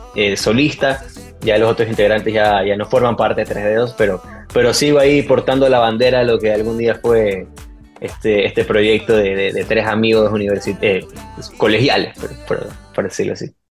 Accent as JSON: {"language": "Spanish", "country": "Ecuador", "moved": "as an adult", "lives_now": "Miami, United States", "said": "en mi país, en Ecuador"}